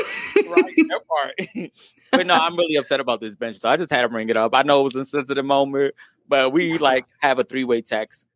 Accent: Virginia, United States; I'm from Virginia

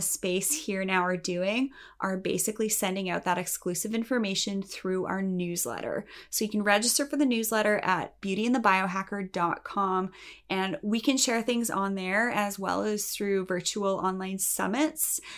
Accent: Canada; I'm Canadian, and in Canada, we are a little bit more conservative

